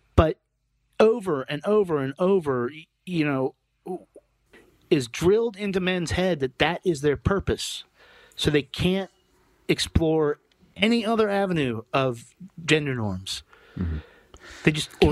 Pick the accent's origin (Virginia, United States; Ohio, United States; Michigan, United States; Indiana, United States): Virginia, United States; Lynchburg; that guy's in my hometown